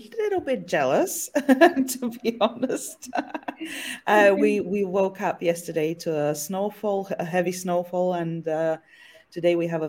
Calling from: Sofia, Sofia City, Bulgaria; I'm currently calling in from Sofia, Bulgaria, where we're having a very snowy, icy day.

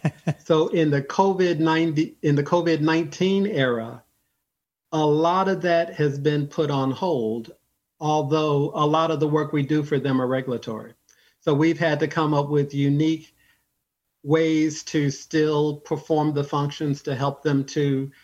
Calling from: Ontario, California, United States; I'm calling in from Southern California, from the Inland Empire, the city called Ontario.

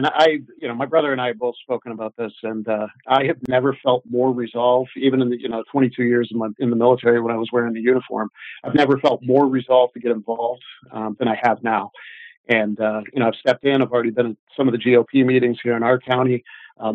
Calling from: New Hampshire, United States; New Hampshire. I'm actually still current law enforcement.

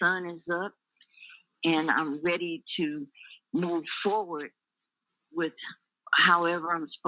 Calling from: Sierra Vista, Arizona, United States; I'm calling you from Sierra Vista, Arizona.

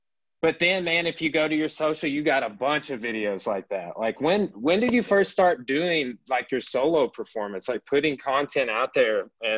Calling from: Arkansas, United States; I'm contacting you from Arkansas. Right, like Southern United States, like we're you know kind of an obscure place to be.

